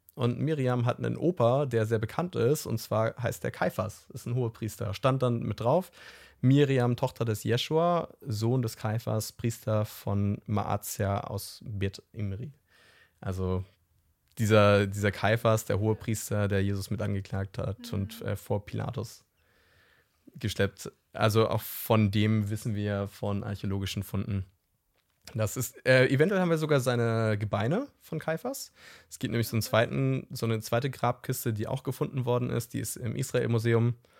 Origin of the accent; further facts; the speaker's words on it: Hamburg, Germany; ich komme ja aus Hamburg